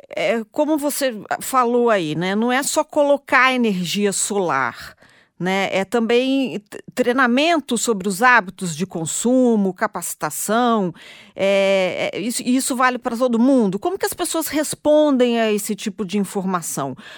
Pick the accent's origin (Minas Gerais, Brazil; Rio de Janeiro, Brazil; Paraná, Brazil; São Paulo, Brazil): Minas Gerais, Brazil; Juiz de Fora; eu sou mineira de Juiz de Fora